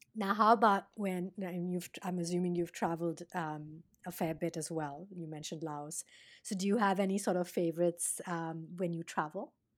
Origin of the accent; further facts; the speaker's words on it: India; now in United States; being Indian and, and having, you know, lived, grown up there and gotten a, a different kind of a food palate to coming here to the States and now living here